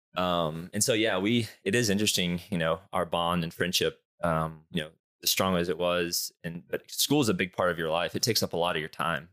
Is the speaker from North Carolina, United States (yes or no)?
yes; Charlotte, North Carolina, United States; born and raised in Charlotte